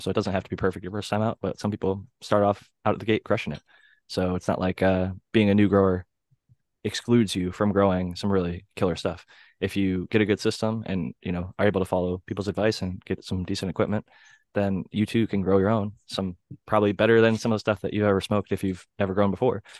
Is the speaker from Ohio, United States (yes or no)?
yes; Ohio, United States; growing up in Ohio